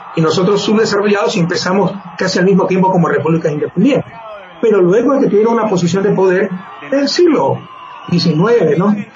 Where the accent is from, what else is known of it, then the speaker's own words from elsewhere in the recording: Ecuador; Eso no somos los ecuatorianos